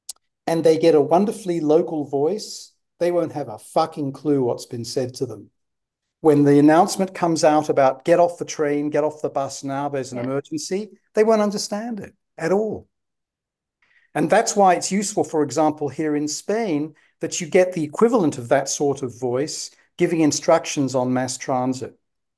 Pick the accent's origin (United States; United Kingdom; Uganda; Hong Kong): United Kingdom; accent: received pronunciation; I speak what linguists call received pronunciation in Britain